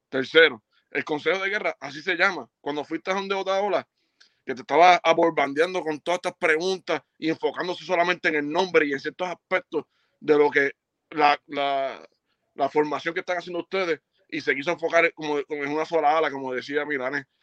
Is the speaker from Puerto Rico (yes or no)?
yes; Puerto Rico; porque si no tengo que ir para Cuba, no voy para Cuba, porque no soy cubano, soy boricua.